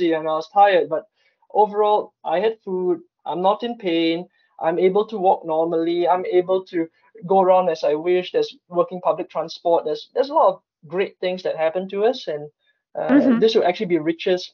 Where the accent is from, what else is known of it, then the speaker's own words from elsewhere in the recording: Singapore; now in Stockholm, Sweden; I come from Singapore